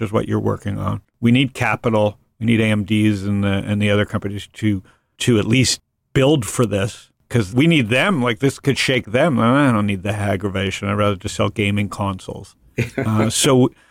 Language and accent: English; United States; I'm an American